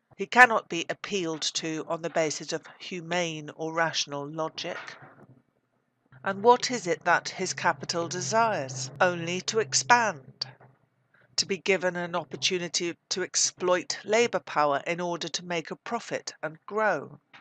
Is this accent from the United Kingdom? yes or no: yes; United Kingdom; As a British socialist, I represent that part of the British working class